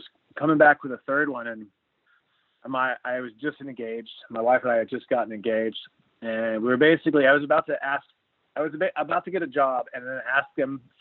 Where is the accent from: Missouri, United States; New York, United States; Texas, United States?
Texas, United States; Corpus Christi; now in Austin, United States; Being from Corpus Christi is where I'm from